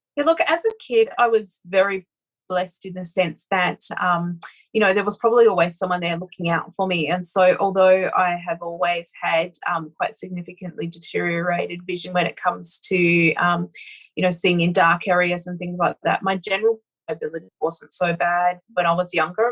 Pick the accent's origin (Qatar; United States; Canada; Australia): Australia; Broken Hill, New South Wales; I actually grew up in really interesting part of Australia, so very outback kind of um, a place called Broken Hill.